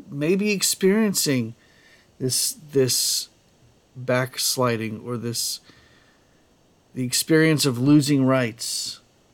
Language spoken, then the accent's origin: English; United States; I am an American and I am proud to be an American